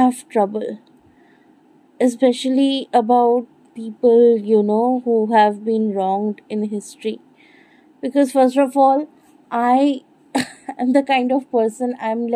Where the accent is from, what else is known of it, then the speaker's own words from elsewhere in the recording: Bengal, India; I'm not a white person. I'm Indian. I'm Bengali, to be specific.